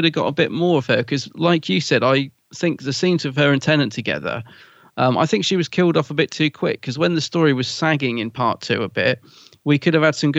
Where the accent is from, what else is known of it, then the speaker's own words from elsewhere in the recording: London, United Kingdom; accent: Cockney; I'm a Cockney.